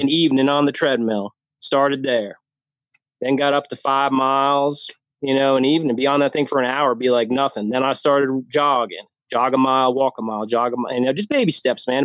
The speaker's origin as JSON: {"language": "English", "region": "New Jersey", "country": "United States", "tie": "born or raised there", "moved": "as an adult", "lives_now": "Lynchburg, United States", "said": "I grew up in New Jersey. Um, that's where my all my family's from. Grew up there."}